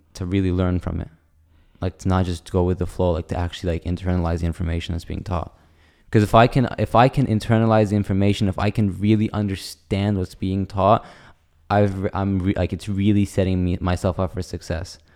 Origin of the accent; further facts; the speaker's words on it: United States; accent: white accent; moved away; I have a very, like, white accent. Like, I don't even tell people I'm Arab anymore. I just say I'm American, and if they get some Palestinian, I'll just say, yeah, my mom's Palestinian.